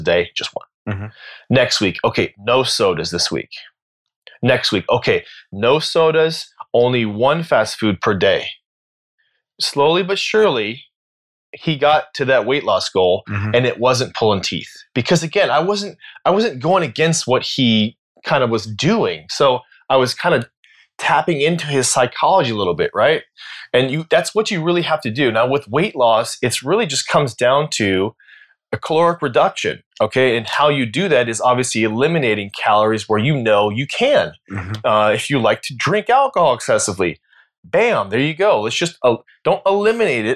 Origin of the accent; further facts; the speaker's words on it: United States; As an American